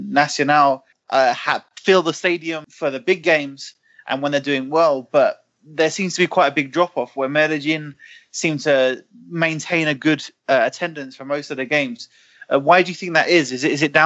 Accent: England, United Kingdom; I'm from England

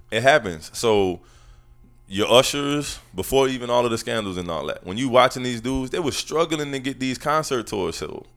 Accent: New Orleans, Louisiana, United States; I'm not that normal New Orleans guy

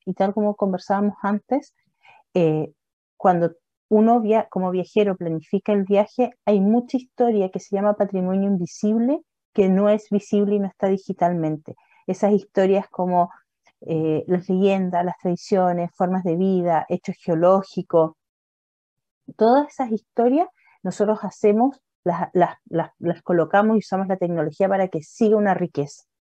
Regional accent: Puerto Varas, Los Lagos, Chile; Y soy de Puerto Vara

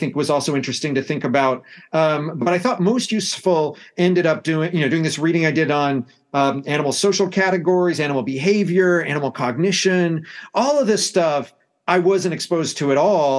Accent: United States; accent: American; you can tell from my accent that I come from the United States.

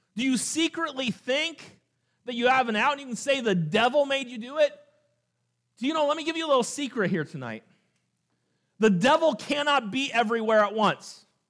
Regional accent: California, United States; moved away; also born or lived in Montana; growing up in California

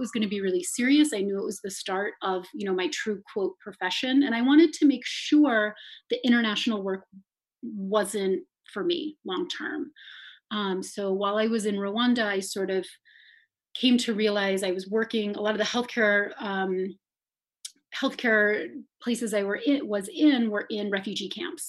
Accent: Madison, Wisconsin, United States; also born or lived in Worcester, Massachusetts / Ghana; I am from Madison. I grew up here and I left to go to college.

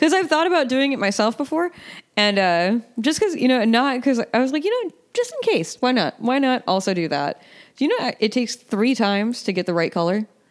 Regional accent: Western Massachusetts, United States; moved away as an adult; also born or lived in Ronkonkoma, Long Island; grew up in Western Mass

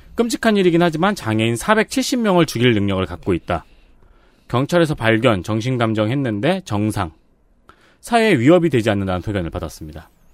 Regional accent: Seongnam, Gyeonggi Province, South Korea; 전 특히 이제 성남에서 자랐잖아요

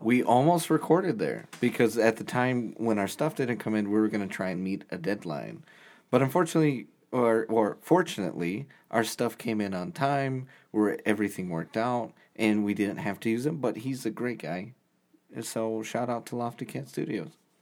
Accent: Indiana, United States; we're, we're from Indiana

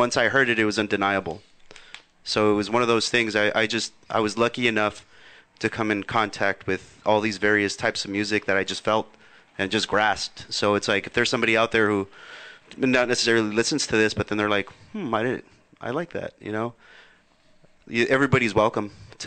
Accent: South Gate, California, United States; I grew up in Southgate

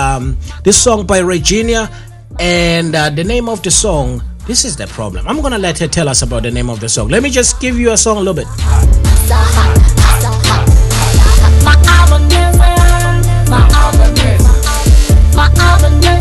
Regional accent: Warden, Free State, South Africa; now in Danbury, United States; I grew up in Warden

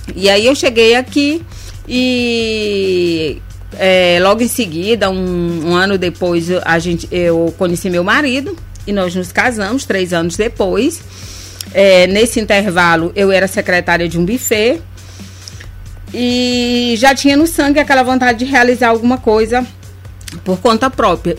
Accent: Bacabal, Maranhão, Brazil; now in São Luís, Brazil; eu sou do interior do Maranhão, eu sou de Bacabal

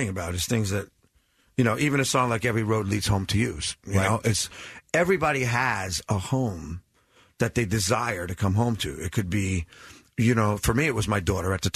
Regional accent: New Jersey, United States; our blue collar, you know, growing up in New Jersey

